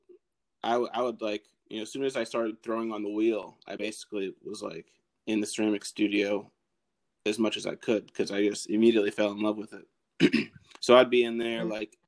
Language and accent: English; Madison, Wisconsin, United States; moved away; I'm originally from Madison, Wisconsin